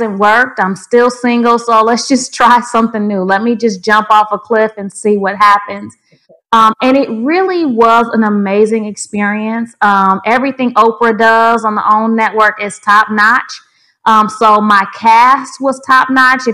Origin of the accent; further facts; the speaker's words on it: Grand Rapids, Michigan, United States; I was born in Grand Rapids, Michigan in January